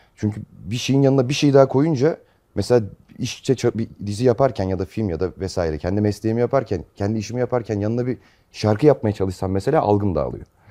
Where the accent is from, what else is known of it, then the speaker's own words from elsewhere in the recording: Manisa, Turkey; moved away as an adult; now in Istanbul, Turkey; Manisa'da, Manisalıyım ben. 7 senedir İstanbul'dayım.